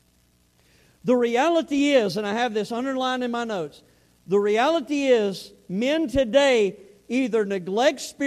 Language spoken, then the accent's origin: English; the South, United States; accent: southern; I had my southern accent